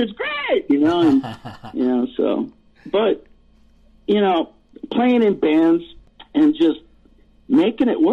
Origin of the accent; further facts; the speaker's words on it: Cleveland, Ohio, United States; I grew up in Cleveland, Ohio in the 70s